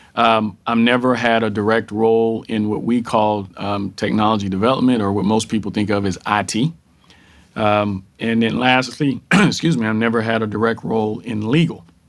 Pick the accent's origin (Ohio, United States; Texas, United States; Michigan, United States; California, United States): Texas, United States; born and raised in Texas. So I am a Texan through and through